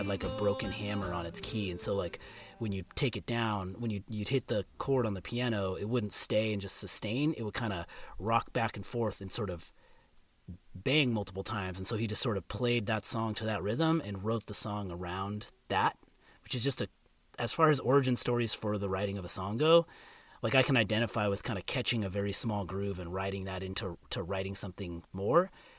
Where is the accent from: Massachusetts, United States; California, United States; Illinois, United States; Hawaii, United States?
California, United States; So I grew up in California. First Southern California, then Northern California.